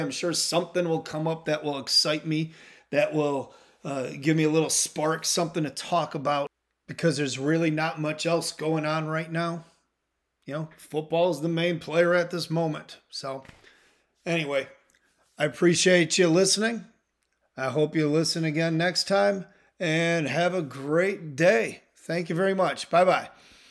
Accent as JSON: {"language": "English", "region": "Midwest", "country": "United States", "said": "I'm from the Midwest"}